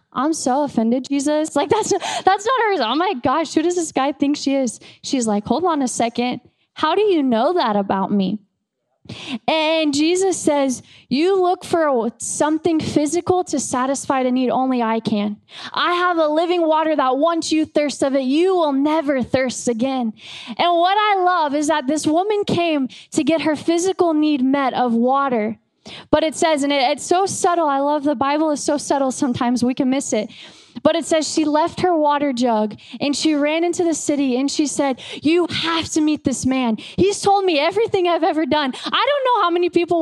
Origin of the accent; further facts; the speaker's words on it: United States; I'm an American